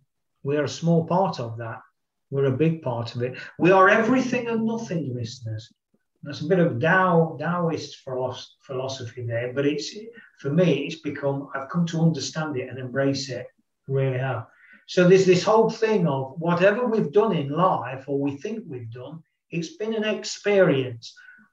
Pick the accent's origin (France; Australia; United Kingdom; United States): United Kingdom; I am a human being. I am male. I am British. I have dark hair.